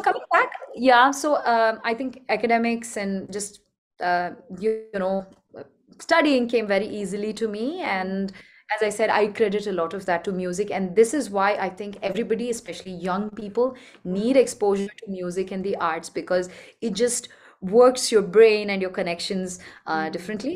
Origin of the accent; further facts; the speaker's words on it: Bangalore, Karnataka, India; I come from Bangalore, which is a city in the south part of India.